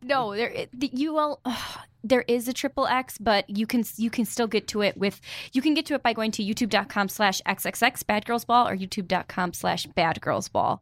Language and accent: English; New York, United States; I'm from New York